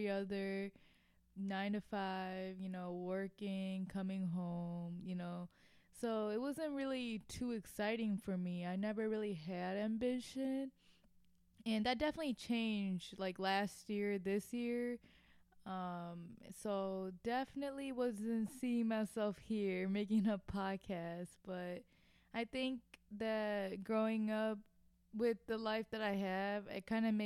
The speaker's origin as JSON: {"language": "English", "town": "Naperville", "region": "Illinois", "country": "United States", "tie": "born or raised there", "moved": "as an adult", "lives_now": "Milwaukee, United States", "said": "I grew up in the suburbs of Naperville"}